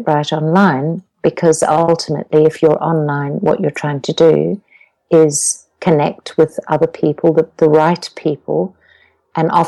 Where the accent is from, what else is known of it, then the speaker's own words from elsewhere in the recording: Zimbabwe; And I have an accent, which most people will pick, because I come from Zimbabwe